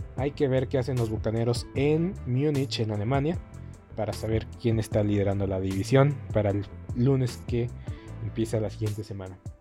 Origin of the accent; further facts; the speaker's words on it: Mexico; nosotros como mexicanos